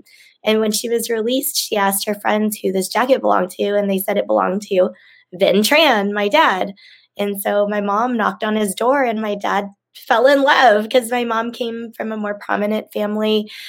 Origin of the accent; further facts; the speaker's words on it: Indonesia; born there; I was a refugee camp baby. So I was born in Indonesia.